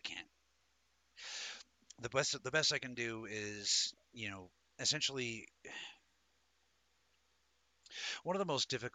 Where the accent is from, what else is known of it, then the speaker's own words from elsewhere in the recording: Denver, Colorado, United States; I was born in Denver, Colorado in 1978